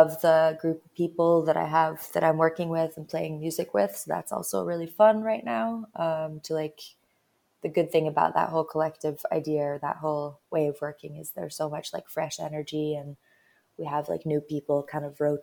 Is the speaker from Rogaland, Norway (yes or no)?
yes; Stavanger, Rogaland, Norway; I'm from Stavanger, which is like on the West Coast.